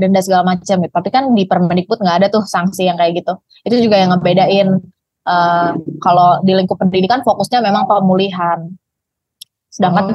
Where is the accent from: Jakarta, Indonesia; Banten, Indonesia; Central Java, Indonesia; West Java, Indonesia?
Banten, Indonesia; Serang; di kota gue lah di kota Serang